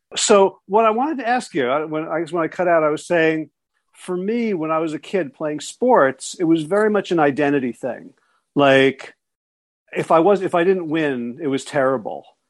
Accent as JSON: {"language": "English", "town": "South Orange", "region": "New Jersey", "country": "United States", "tie": "born or raised there", "moved": "yes", "lives_now": "Pittsboro, United States", "said": "I grew up in South Orange, New Jersey"}